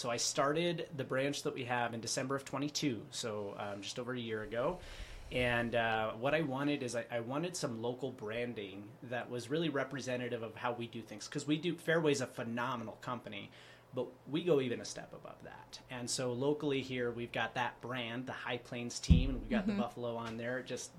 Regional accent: Micronesia; born there; I was born in the Federated States of Micronesia.

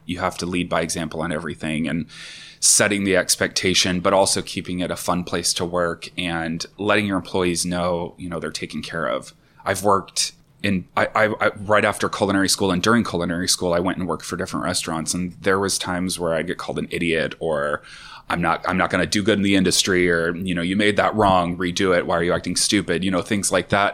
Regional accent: Sherwood, Oregon, United States; also born or lived in Tualatin, Oregon; We're a gay couple, and I grew up in Sherwood

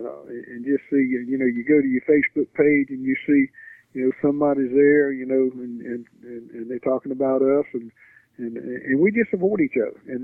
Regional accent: the South, United States; We're from the South. You know, the South people are friendly people

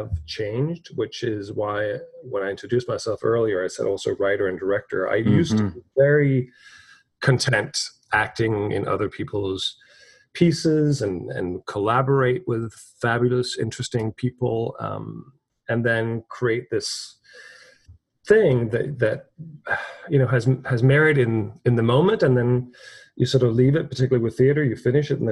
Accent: Copenhagen, Capital Region of Denmark, Denmark; moved away as an adult; also born or lived in Dublin, Ireland; now in New York, United States; Born and raised in Denmark, North Copenhagen, left there at 19, went to Dublin, Ireland.

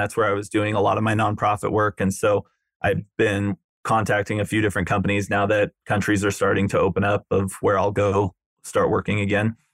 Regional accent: Newport Beach, California, United States; moved away as an adult; also born or lived in Chicago; I grew up in Southern California, Newport Beach

